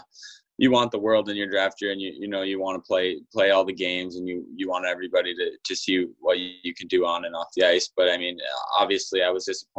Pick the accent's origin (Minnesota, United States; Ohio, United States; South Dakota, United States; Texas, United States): Minnesota, United States; growing up in Minnesota, I mean, it is a hockey state.